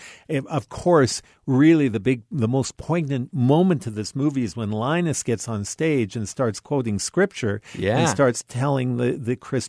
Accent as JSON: {"language": "English", "country": "Canada", "said": "Being a Canadian"}